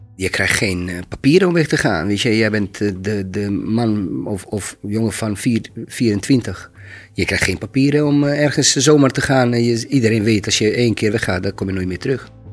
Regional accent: Maglaj, Federation of Bosnia and Herzegovina, Bosnia & Herzegovina; Dutch is a second language; moved away as an adult; now in Rotterdam, Netherlands; Toen was ik in mijn geboortestad. Dat was Maglai.

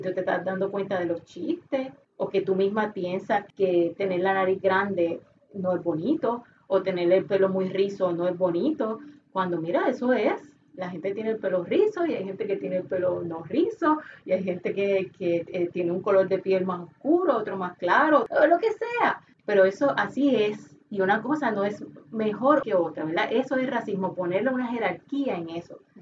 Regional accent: Puerto Rico; nosotros mismos como puertorriqueños

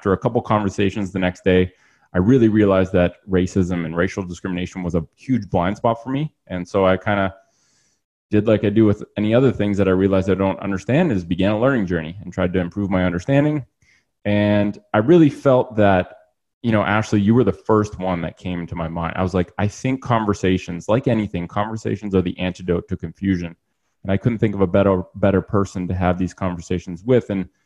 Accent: Ottawa, Ontario, Canada; also born or lived in Australia; I'm born and raised in Ottawa. And apart from a brief time living in Australia when I was younger, I've lived in Ottawa, Canada my whole life.

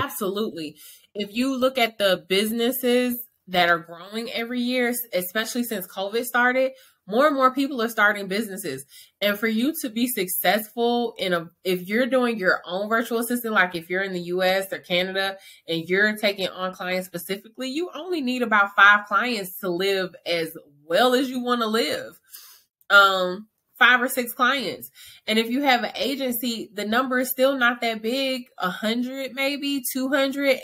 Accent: Atlanta, Georgia, United States; now in Dallas, United States; I'm from Atlanta, Georgia, but I reside in Dallas, Texas

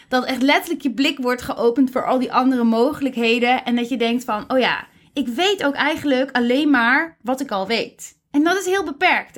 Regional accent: Netherlands

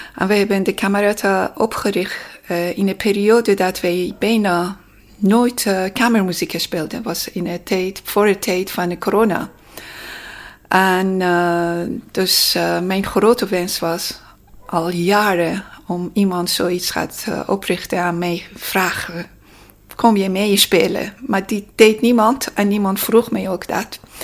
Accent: Tehran, Tehran Province, Iran; Dutch is a second language; now in Netherlands; ik kwam uit Teheran

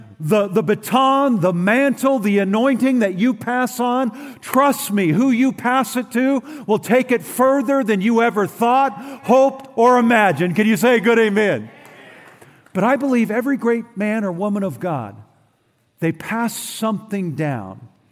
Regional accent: Oroville, California, United States; I was raised in Northern California, Oroville, California

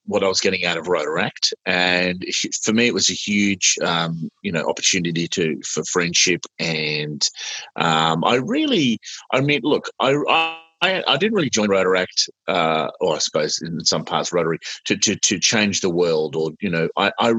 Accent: Sydney, New South Wales, Australia; I am Australian.

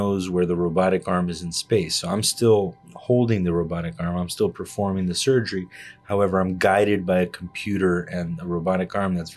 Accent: Miami, Florida, United States; moved away as an adult; also born or lived in Havana, Cuba / Chicago; now in New Jersey, United States; I was born in Havana, Cuba, and I grew up in Miami

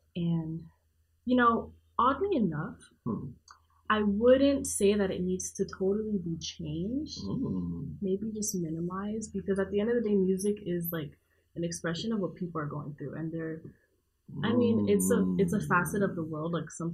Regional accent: Miami, Florida, United States; I'm from Miami.

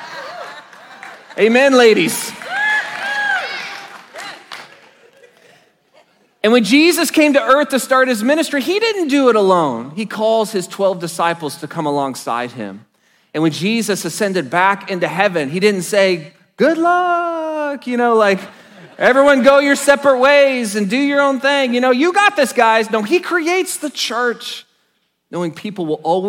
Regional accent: Enid, Oklahoma, United States; I was blessed to attend a Christian high school in my hometown of Enid, Oklahoma

